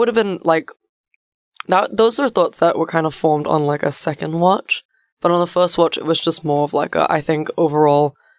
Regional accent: Singapore; I think I had an additional bias because I am Singaporean, so to see my culture represented in a way that maybe I didn't quite agree

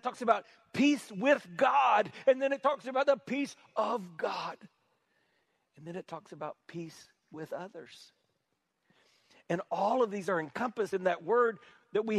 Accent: South Carolina, United States; I'm from South Carolina

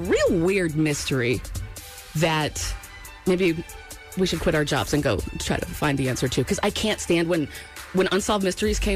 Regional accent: New England, United States; I grew up in New England

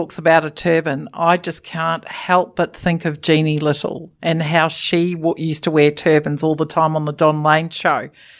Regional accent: Gold Coast, Queensland, Australia; I was brought up on the Gold Coast

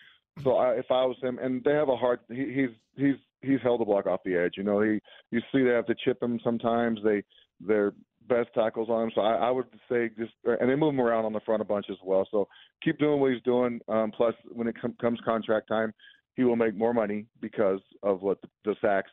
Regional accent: New Mexico, United States; So I grew up in New Mexico. I am part of that fan base, just so you know.

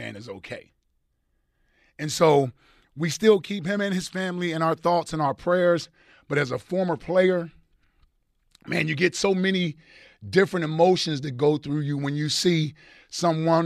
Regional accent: Cincinnati, Ohio, United States; That's my hometown, as everybody knows. I'm from Cincinnati

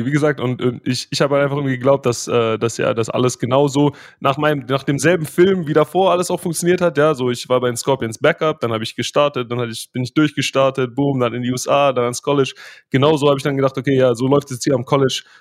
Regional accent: Germany; accent: German; Äh, die Jungs haben zwar immer mit meinem deutschen Akzent so ein bisschen gehadert

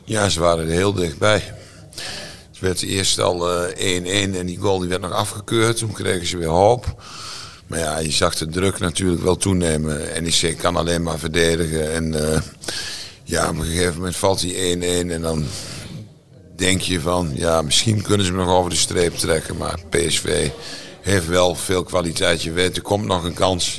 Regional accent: Netherlands; ik ben Nederlander

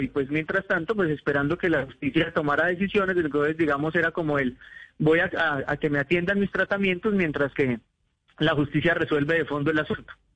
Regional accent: Colombia; nos ocurre a los colombianos cuando salimos del país

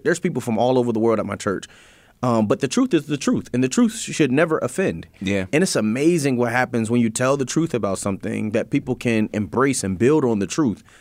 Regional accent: Harrisburg, Pennsylvania, United States; I grew up in the Allison Hill community, mm-hmm. right? Um, I grew up on Nordane Street

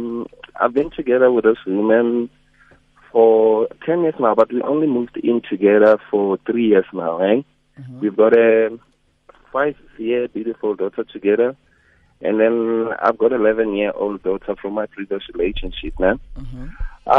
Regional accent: North West, South Africa; now in Gauteng, South Africa; I'm from the Northwest

